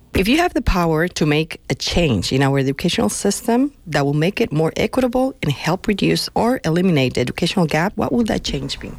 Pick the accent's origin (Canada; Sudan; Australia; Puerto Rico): Puerto Rico; moved away; I am originally from Puerto Rico